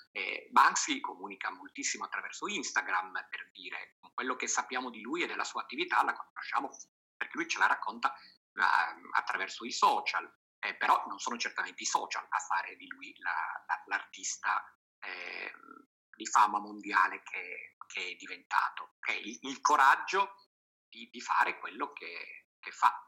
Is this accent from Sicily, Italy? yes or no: yes; Sicily, Italy; la mia terra, la Sicilia